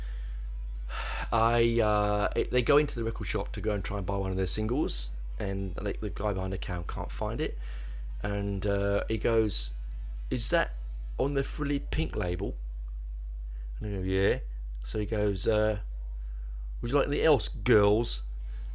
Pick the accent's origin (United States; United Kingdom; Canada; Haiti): United Kingdom; I'm culturally more connected as a British heavy metal lover